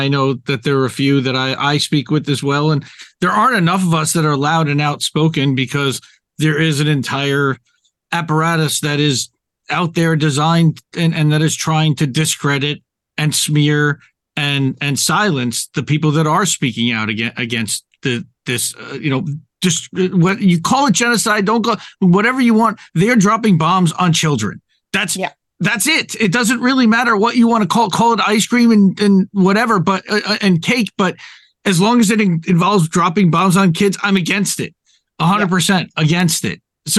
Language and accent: English; New York, United States; I grew up conservative Jewish in the New York area.